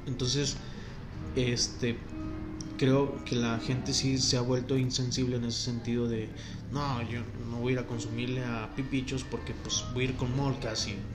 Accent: Durango, Mexico; somos de Durango

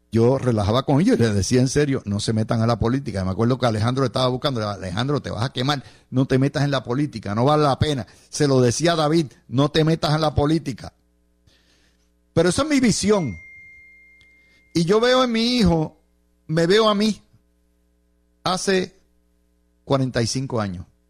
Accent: Cidra, Puerto Rico; mi pueblo de Sidra

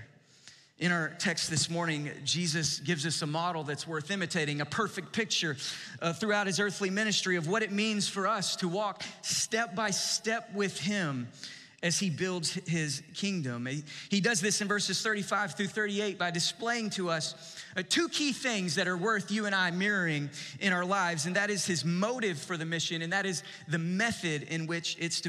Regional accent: East Texas, United States; One of my favorite childhood memories growing up in East Texas

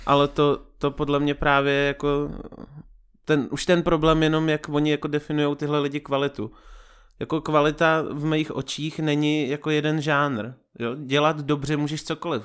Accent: Vysočina Region, Czechia; moved away; Jsem z Vysočiny původem

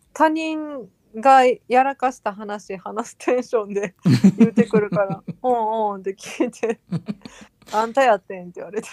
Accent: Osaka, Japan; ずっと大阪で育ってたら

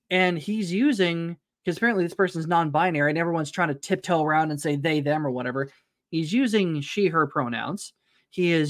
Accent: Tulsa, Oklahoma, United States; it's about like 30 minutes north of Tulsa where I grew up

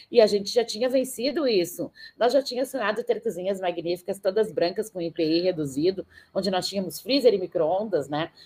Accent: Brazil; sou brasileira

